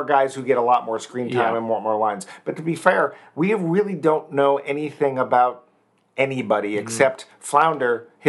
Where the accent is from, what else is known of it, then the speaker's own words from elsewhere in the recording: Northeast, United States; I grew up in the Northeast, as did you, and our local PBS station ran nearly first run.